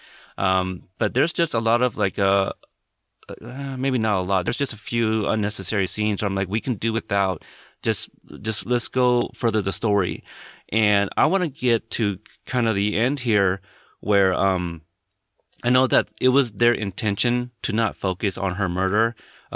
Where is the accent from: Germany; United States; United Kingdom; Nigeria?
United States; West Coast; also born or lived in Corpus Christi, Texas; I'm from the West Coast